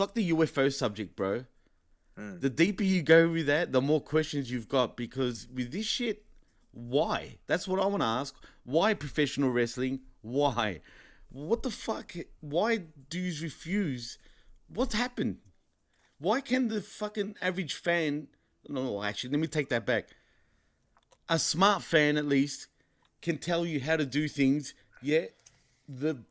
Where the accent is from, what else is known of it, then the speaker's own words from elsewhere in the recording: Australia; I'm from Australia